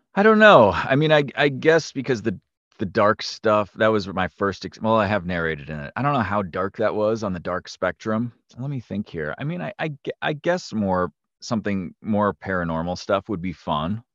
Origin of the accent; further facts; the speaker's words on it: north of Milwaukee, Wisconsin, United States; moved away as an adult; also born or lived in New York; I grew up in the Upper Midwest. I live in, I live in Wisconsin, like, north of Milwaukee, and I grew up in the area